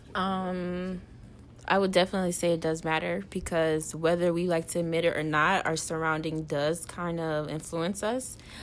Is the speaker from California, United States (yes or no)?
no; Port St. Lucie, Florida, United States; moved away as an adult; now in Orlando, United States; I'm from Port St. Lucie